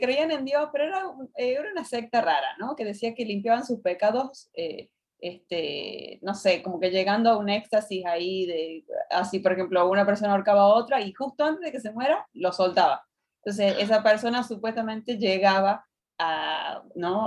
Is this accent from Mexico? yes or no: yes; Mexico; de México